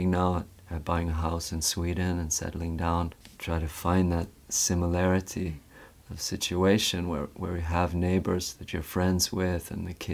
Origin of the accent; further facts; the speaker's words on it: West Vancouver, British Columbia, Canada; yeah, that's where I grew up in West Vancouver. Yeah, a very beautiful place, and also it's it's nearby the mountains.